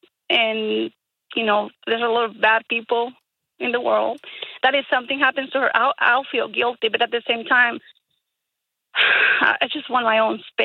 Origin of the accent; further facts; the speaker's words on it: Colombia; The thing is that we are from Colombia, and in our community, if you are a woman, you don't get out of the house until you're married.